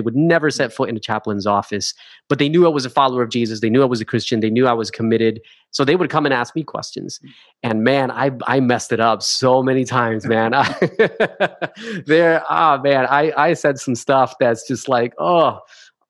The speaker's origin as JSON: {"language": "English", "region": "New Jersey", "country": "United States", "tie": "born or raised there", "also_born_or_lived": "Hawaii", "moved": "as an adult", "lives_now": "Australia", "said": "So I'm originally a Jersey boy. I'm from New Jersey. I grew up 20 minutes south of Manhattan."}